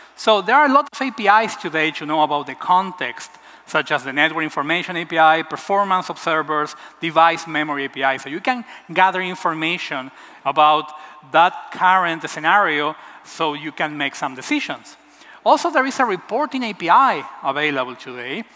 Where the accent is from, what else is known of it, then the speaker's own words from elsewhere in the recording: Buenos Aires, Argentina; I'm from Argentina, from Buenos Aires